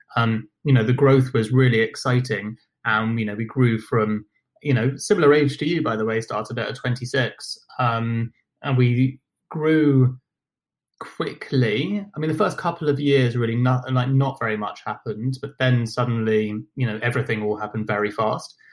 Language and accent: English; London, United Kingdom; accent: British; also born or lived in Buenos Aires, Argentina / Nottingham; I grew up in London